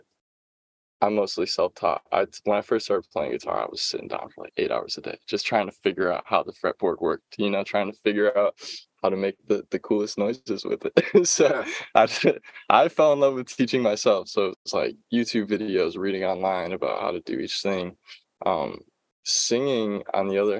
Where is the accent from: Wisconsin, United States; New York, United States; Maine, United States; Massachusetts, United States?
Wisconsin, United States; Appleton; also born or lived in La Crosse, Wisconsin; I grew up in Appleton and I was able to make music in Appleton